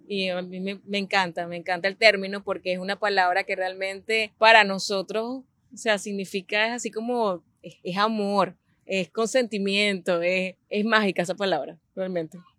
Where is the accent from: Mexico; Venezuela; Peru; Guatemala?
Venezuela; Barquisimeto, Lara; moved away as an adult; also born or lived in San Fernando de Apure, Venezuela / England; now in Miami, United States; yo soy venezolana. Nací en San Fernando de Apure, me crié en Barquisimeto, Estado Lara